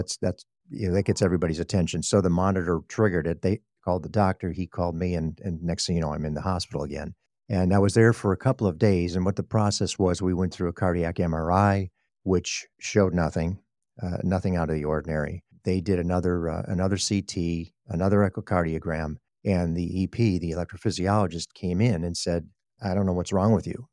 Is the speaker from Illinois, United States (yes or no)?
yes; Chicago, Illinois, United States; moved away as an adult; also born or lived in Texas; now in Sacramento, United States; I'm a Chicago native. I grew up in Chicago